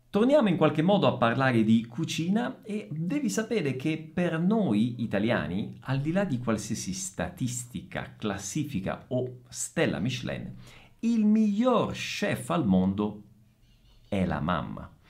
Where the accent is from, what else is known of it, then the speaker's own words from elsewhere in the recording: Messina, Sicily, Italy; vicino alla mia città natale, Messina